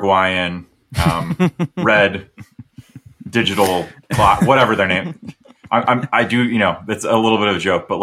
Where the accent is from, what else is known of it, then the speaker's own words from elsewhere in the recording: United States; as an American